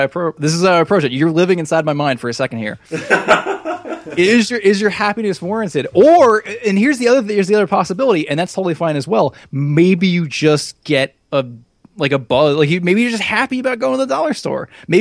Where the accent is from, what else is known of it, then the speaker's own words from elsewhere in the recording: United States; I'm American